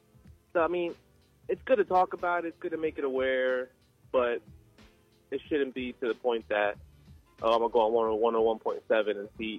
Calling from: Long Neck, Delaware, United States; I am calling right now from Long Neck, Delaware.

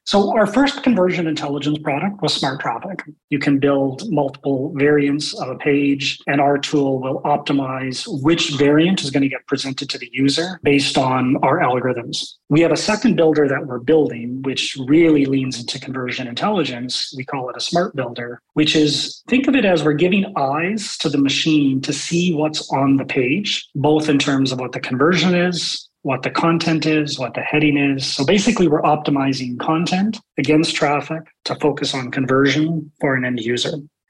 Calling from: Calgary, Alberta, Canada; So joining today from my home office in Calgary, Alberta, which for maybe some of your international listeners, that's in Canada.

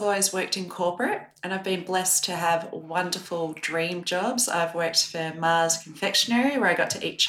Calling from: Torquay, Victoria, Australia; also born or lived in United States; I am calling in from beautiful Torquay, Victoria, where it should be sunny and it's not because it feels like winter.

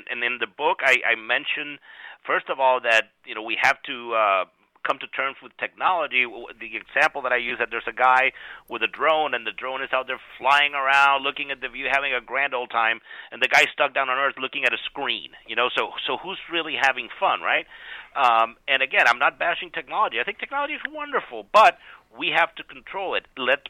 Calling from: Florida, United States; I'm coming from Florida. I know I should be ashamed.

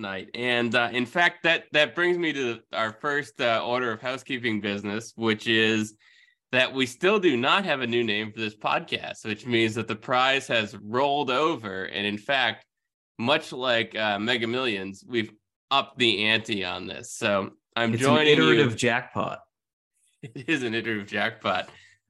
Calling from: Manchester, New Hampshire, United States; because I'm joining you from Manchester, New Hampshire

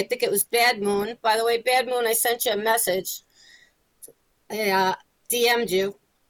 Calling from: Long Island, New York, United States; I'm calling from Long Island, New York.

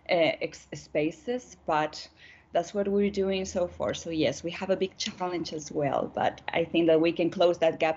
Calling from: Santiago, Santiago Metropolitan Region, Chile; I'm connected now from Santiago, from Chile, here in South

